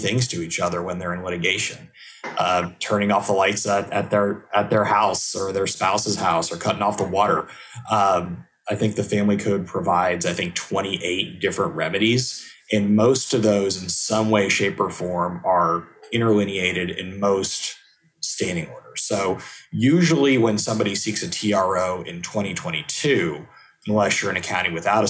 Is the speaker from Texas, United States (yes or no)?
yes; Houston, Texas, United States; now in McKinney, United States; I'm from Houston originally